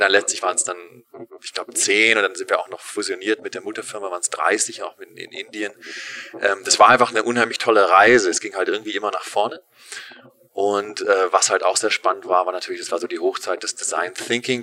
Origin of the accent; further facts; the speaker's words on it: Germany; moved away as an adult; also born or lived in Berlin / Los Angeles, United States / San Francisco, United States; ich bin in Deutschland aufgewachsen